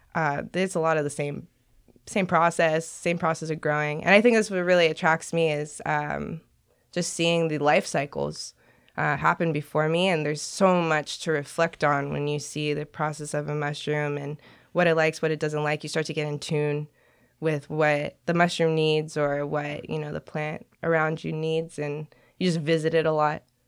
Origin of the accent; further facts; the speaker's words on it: Long Beach, California, United States; moved away as an adult; now in Portland, United States; Grew up in Long Beach, California